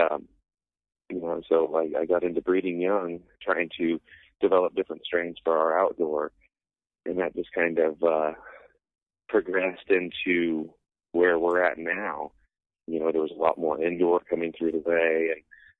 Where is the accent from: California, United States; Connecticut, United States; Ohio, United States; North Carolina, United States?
California, United States; growing up in California in the mountains